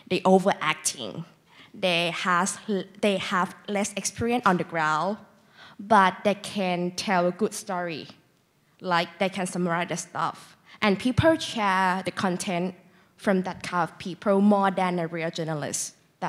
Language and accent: English; Thailand; I'm from Thailand